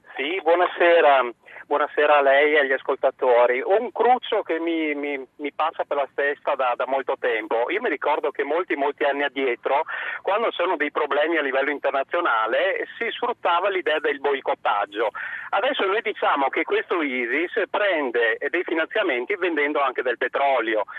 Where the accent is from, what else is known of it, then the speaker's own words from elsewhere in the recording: Morocco; now in Italy; Sono marocchino